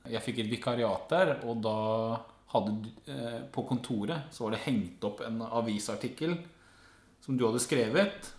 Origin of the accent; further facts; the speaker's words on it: Skien, Telemark, Norway; now in Oslo, Norway; Jeg er jo en bygdegutt fra Skien som har forvilla meg inn i Oslo.